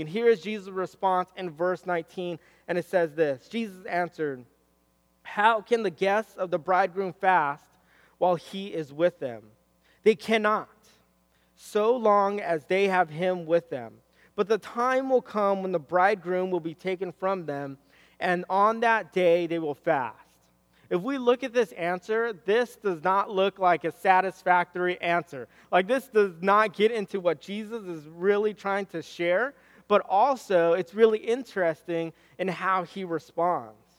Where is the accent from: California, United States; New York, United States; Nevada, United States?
California, United States; Southern; I'm from SoCal